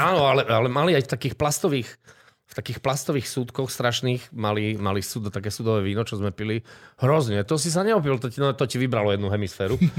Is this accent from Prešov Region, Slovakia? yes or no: yes; Poprad, Prešov Region, Slovakia; moved away as an adult; also born or lived in Kežmarok; ja pochádzam z Popradu, do Prešova som sa dostal vlastne e, e, kvôli štúdiam.